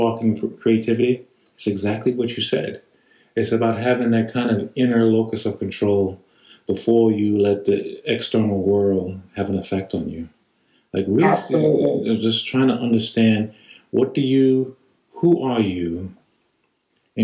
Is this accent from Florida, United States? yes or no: no; New York, United States; I grew up in New York. There was no quiet time